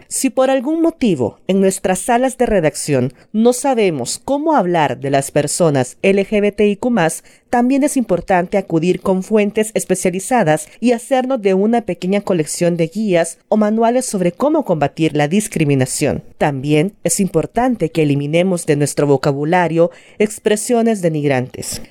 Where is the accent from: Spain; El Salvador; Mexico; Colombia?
El Salvador; soy periodista salvadoreña